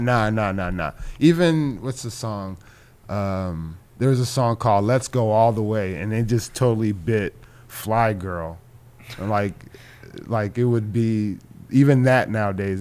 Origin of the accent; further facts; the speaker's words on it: Orange County, California, United States; I'm from Orange County when I was growing up